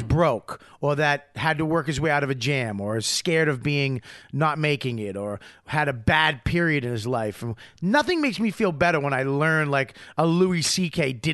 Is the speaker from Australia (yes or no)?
yes; Australia; you know, I'm from Australia. I'm real honest.